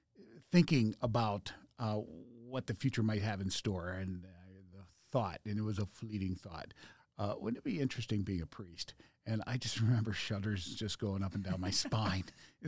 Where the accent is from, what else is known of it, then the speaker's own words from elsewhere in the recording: Western Pennsylvania, United States; moved away as an adult; also born or lived in Juneau, Alaska; now in Dallas, United States; I grew up in Western Pennsylvania